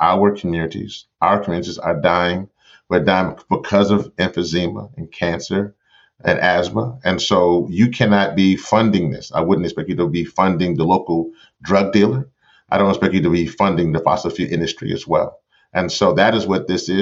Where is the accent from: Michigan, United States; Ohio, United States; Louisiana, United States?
Louisiana, United States; in Memphis, New Orleans, you know, my home state